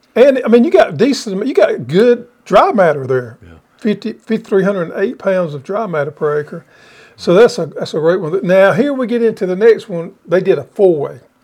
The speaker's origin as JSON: {"language": "English", "region": "the South", "country": "United States", "tie": "born or raised there", "said": "we was raised here in the South"}